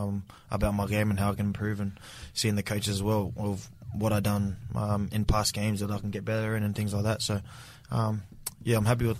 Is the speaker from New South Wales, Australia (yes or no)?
no; Brisbane, Queensland, Australia; growing up in Brizzy, you always watch the Broncos